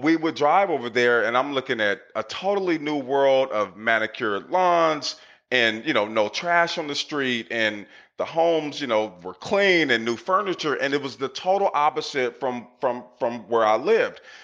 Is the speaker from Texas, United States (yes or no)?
no; Portland, Oregon, United States; I grew up in Northeast Portland in the 80s